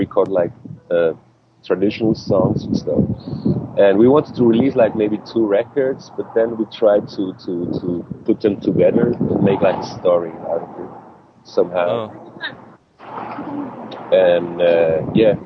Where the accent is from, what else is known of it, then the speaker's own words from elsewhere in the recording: Switzerland; English is a second language; we grew up like outside of like 100 miles away from Zurich, in a little town, just like, I don't know, 20,000 people or so